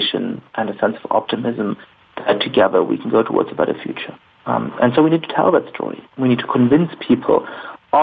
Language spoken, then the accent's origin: English; Germany; I grew up in Germany